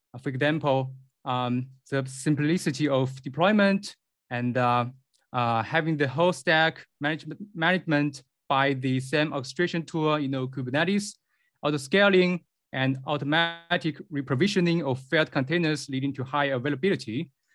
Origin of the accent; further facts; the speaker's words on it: Beijing, China; I come from Beijing, China